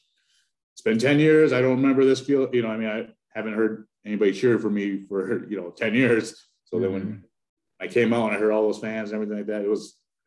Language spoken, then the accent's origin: English; Wanblee, South Dakota, United States; also born or lived in Hinckley, Minnesota; now in Minnesota, United States; I'm from Pine Ridge, South Dakota is where I'm from originally, a little town called Wombly.